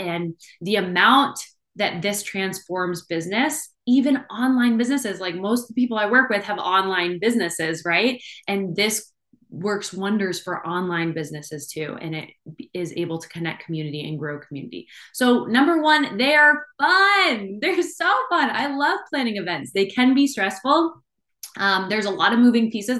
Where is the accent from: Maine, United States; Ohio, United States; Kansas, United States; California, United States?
Maine, United States; also born or lived in Boston, Massachusetts; I am born and raised in Maine.